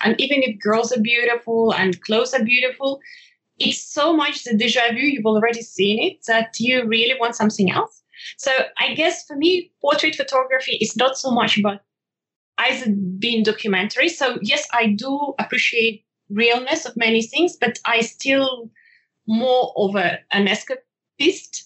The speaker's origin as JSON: {"language": "English", "country": "Ukraine", "moved": "yes", "lives_now": "Switzerland", "said": "I'm originally from Ukraine and uh, I'm currently living in Switzerland"}